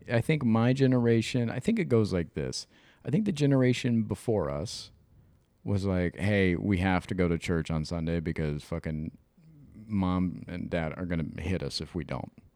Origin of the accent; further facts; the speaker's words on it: Midwest, United States; I'm from the Midwest, I grew up in the fucking nineties